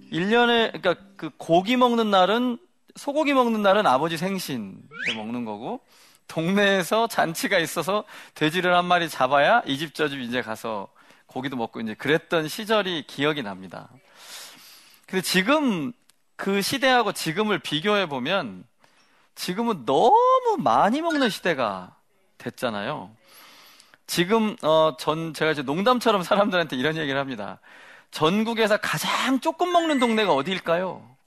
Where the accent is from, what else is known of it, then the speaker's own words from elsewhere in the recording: Samnye, North Jeolla, South Korea; 저는 어, 전라북도의 전주 옆에 있는 삼례라는 시골에서 자랐습니다